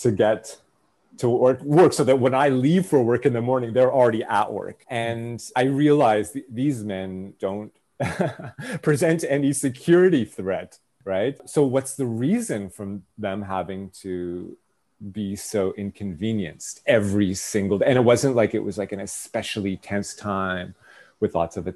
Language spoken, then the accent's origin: English; Toronto, Ontario, Canada; born or raised there; moved away as an adult; now in Israel